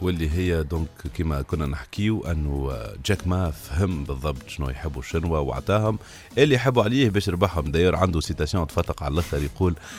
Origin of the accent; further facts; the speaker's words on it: Tunisia; عندنا في تونس